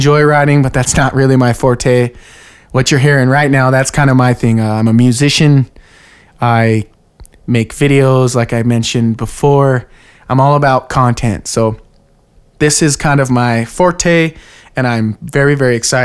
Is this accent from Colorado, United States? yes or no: yes; Pueblo, Colorado, United States; I come from Pueblo, Colorado, born and raised